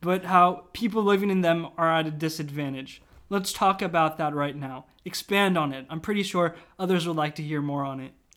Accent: Virginia, United States; I usually say Washington, D C, but technically I'm from Virginia

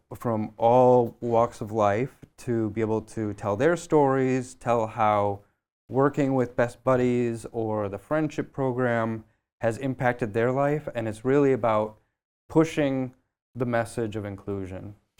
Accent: Michigan, United States; moved away as an adult; now in Boston, United States; I'm from the Midwest. I'm originally from Michigan

